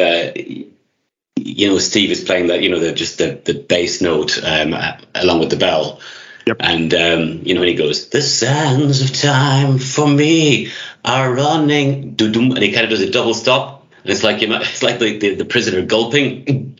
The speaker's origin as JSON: {"language": "English", "country": "Ireland", "moved": "yes", "said": "I'm Irish myself"}